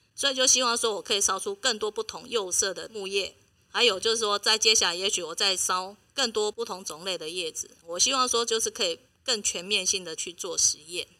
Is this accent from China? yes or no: no; Taiwan; 因为立陶宛他们个性跟我们台湾人很像